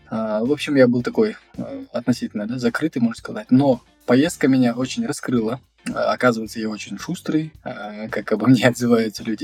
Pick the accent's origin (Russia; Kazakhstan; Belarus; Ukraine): Kazakhstan; Almaty; я из Алматы